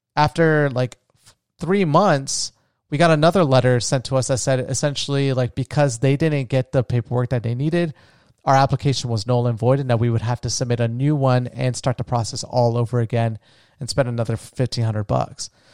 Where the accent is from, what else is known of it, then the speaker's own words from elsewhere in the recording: United States; also born or lived in Colombia; I'm first generation American. I was born in the States.